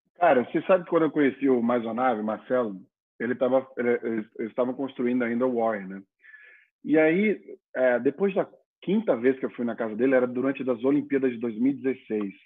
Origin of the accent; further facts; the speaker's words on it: Maceió, Alagoas, Brazil; moved away as an adult; also born or lived in Europe / China; eu sou do Nordeste, nasci em Maceió, Alagoas.